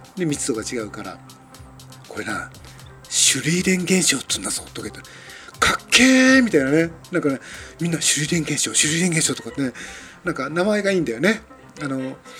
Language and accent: Japanese; Tokyo, Japan; moved away; もともとはあの東京の生まれですから